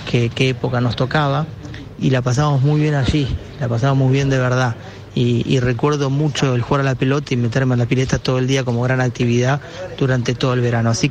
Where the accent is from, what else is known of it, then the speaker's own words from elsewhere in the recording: Lanús, Buenos Aires Province, Argentina; Nací en Monte Chingolo, en Lanús, y, siempre la pasé muy bien, íbamos al Club Lanús o al Club Ángel